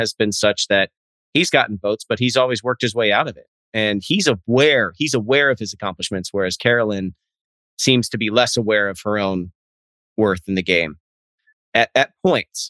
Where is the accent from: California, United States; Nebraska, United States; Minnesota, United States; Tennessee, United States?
Nebraska, United States; I'm from Nebraska